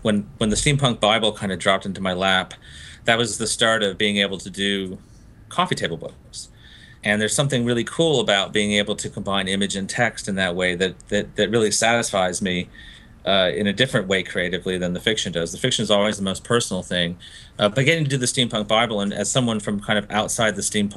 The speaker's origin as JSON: {"language": "English", "town": "Gainesville", "region": "Florida", "country": "United States", "tie": "born or raised there", "also_born_or_lived": "Fiji", "said": "I grew up in Gainesville, Florida, after coming back from Fiji"}